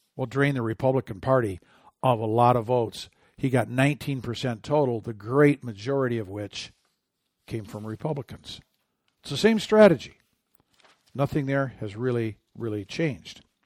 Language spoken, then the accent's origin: English; Michigan, United States; my home state